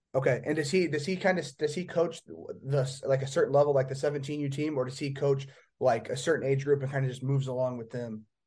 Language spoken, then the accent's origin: English; Indiana, United States; I'm from Indiana